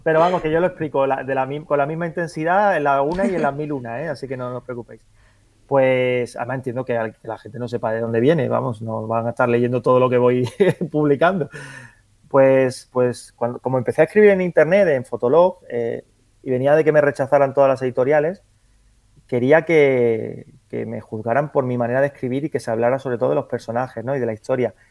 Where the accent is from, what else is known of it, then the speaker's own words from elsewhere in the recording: Andalusia, Spain; como soy andaluz